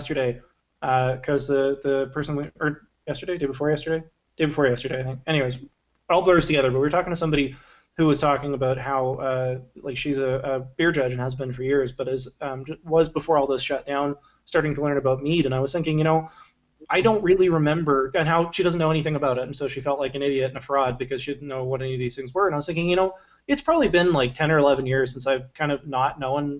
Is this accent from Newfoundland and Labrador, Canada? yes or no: no; Victoria, British Columbia, Canada; I'm native, born and raised in Victoria, so we had a boat when I was a kid